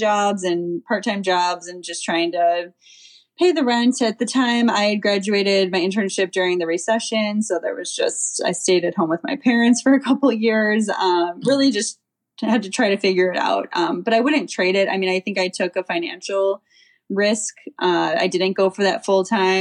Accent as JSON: {"language": "English", "town": "Chicago", "region": "Illinois", "country": "United States", "tie": "born or raised there", "said": "I grew up in Chicago"}